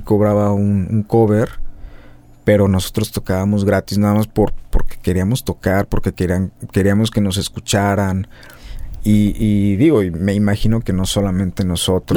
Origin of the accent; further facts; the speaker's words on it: Guadalajara, Jalisco, Mexico; moved away as an adult; now in Mexico City, Mexico; uno es de aquí